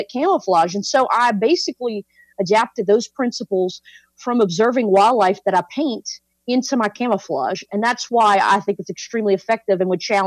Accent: South Louisiana, United States; I grew up in South Louisiana as a person that hunts and fishes

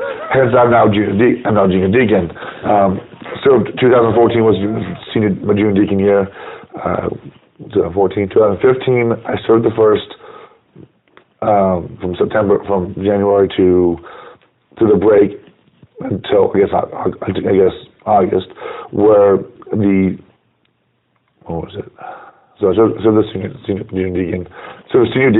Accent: Washington, United States; moved away as an adult; also born or lived in South Carolina; now in Phoenix, United States; I came from Washington State, which is where I was born and raised

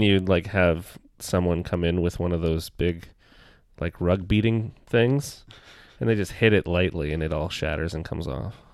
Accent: Toronto, Ontario, Canada; I was born and raised in Toronto.

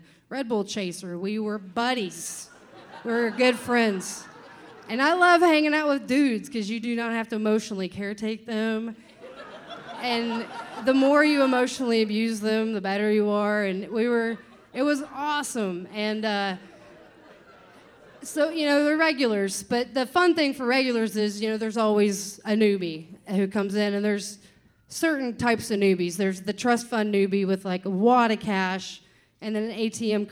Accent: Kentucky, United States; I'm from Kentucky

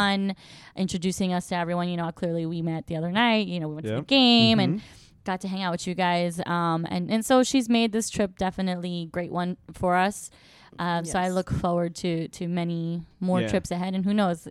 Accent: New Jersey, United States; We're from Jersey.

